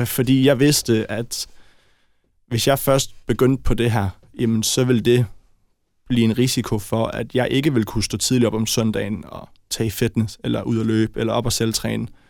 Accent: Brøndby, Capital Region of Denmark, Denmark; jeg er født i Brøndby

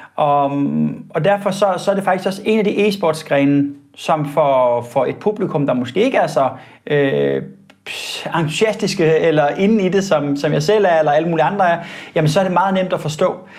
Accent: Denmark

